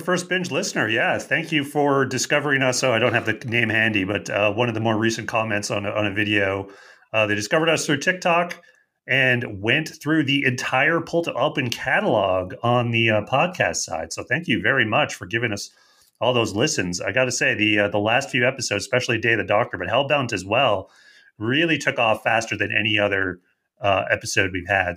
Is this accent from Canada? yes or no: yes; Canada; accent: Canadian; my Canadian accent